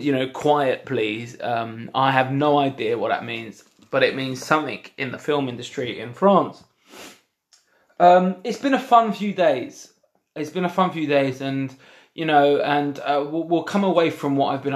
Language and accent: English; London, United Kingdom; I come from London